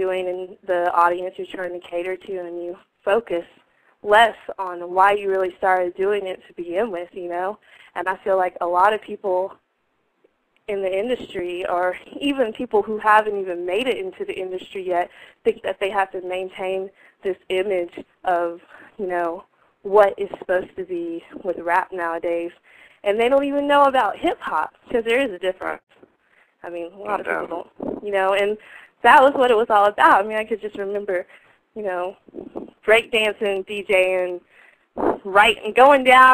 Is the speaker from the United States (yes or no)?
yes; Asheville, North Carolina, United States; moved away as an adult; now in Baltimore, United States; I'm always repping North Carolina. I'm actually hail from Asheville